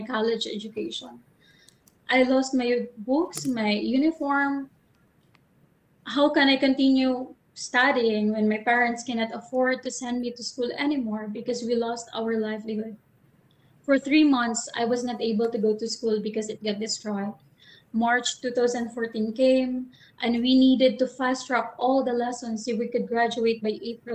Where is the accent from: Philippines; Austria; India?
Philippines; Salcedo, Eastern Visayas; I grew up in Materino, Salcedo, Eastern Samar, with fond memories of a happy childhood